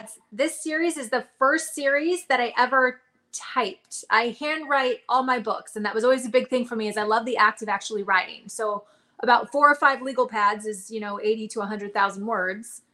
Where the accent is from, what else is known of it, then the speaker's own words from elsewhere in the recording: Reno, Nevada, United States; moved away as an adult; also born or lived in Arizona; I'm from Nevada. I grew up outside of Reno, kind of around Lake Tahoe